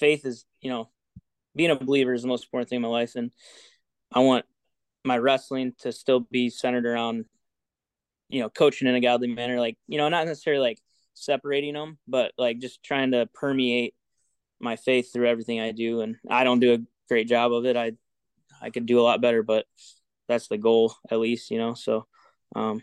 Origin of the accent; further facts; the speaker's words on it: Freeport, United States; I was born and raised in Freeport. Went to school in Dakota.